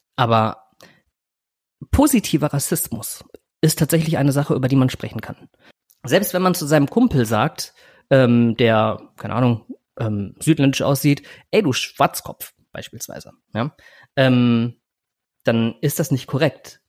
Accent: Germany; also born or lived in Philippines; als ich zwei Jahre alt war, kam ich nach Deutschland, bin in eine Adoptivfamilie gekommen

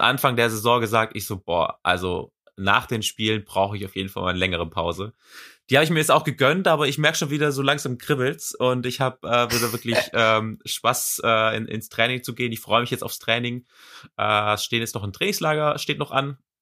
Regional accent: Swabia, Baden-Württemberg, Germany; accent: Swabian; now in Leverkusen, Germany; Also ich bin ja auch äh, gebürtiger Schwab. Äh, komm ja aus Schwab

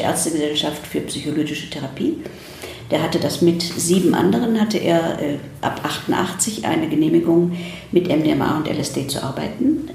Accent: Ruhr area, North Rhine-Westphalia, Germany; also born or lived in Krefeld / United States; ich bin 1947 geboren in Deutschland und bin dann bei meinem Großvater im Ruhrgebiet aufgewachsen

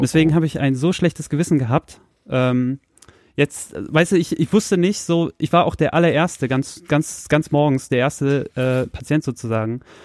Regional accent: Soltau, Lower Saxony, Germany; moved away; meine alte Heimatstadt Soltau

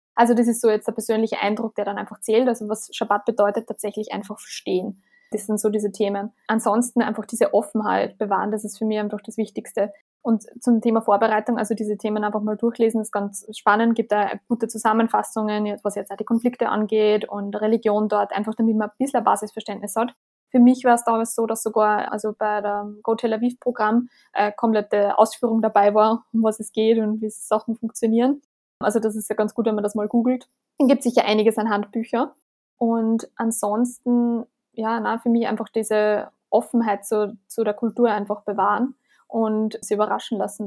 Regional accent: Austria; wir als Österreicher

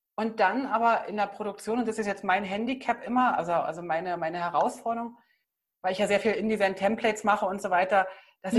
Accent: East Germany, Germany; Ich bin ja im Osten groß geworden.

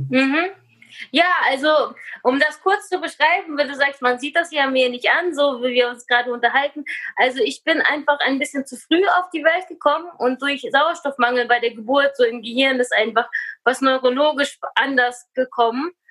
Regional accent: Germany; also born or lived in Kazakhstan; ich bin geboren in Kasachstan in einer russlanddeutschen Familie und im Alter von acht Jahren nach Deutschland gekommen

